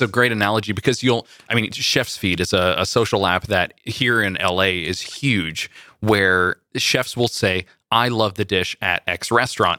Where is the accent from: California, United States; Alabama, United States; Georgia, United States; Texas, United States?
California, United States; Central Valley; growing up in the Central Valley